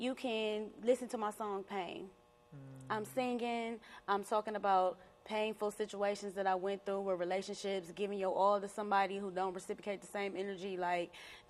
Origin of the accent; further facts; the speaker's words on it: Cleveland, Ohio, United States; I grew up on St. Clair, but I had went to private and Catholic school my whole life